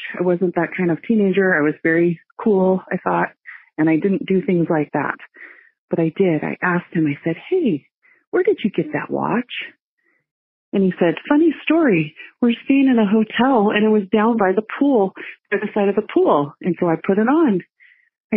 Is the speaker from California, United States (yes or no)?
yes; Northern California, United States; I grew up in Northern California